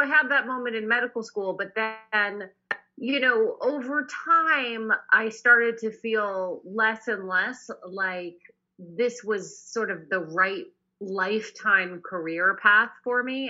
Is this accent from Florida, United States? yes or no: no; Boston, Massachusetts, United States; now in Northern California, United States; I'm actually from Boston originally. I now live in Northern California